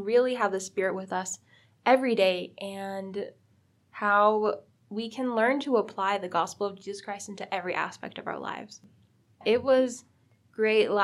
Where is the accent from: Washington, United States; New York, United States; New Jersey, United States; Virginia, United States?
Virginia, United States; I'm from Virginia